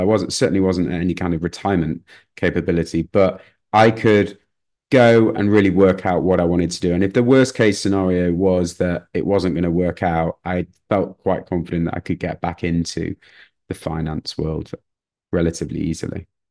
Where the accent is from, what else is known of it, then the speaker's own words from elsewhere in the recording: Manchester, North West England, United Kingdom; moved away as an adult; also born or lived in London; growing up in Manchester, it was slightly different to London.